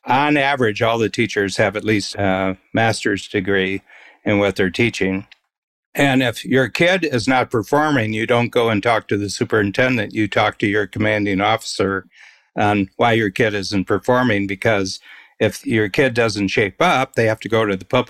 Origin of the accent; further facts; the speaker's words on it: United States; now in Ontario, Canada; I grew up American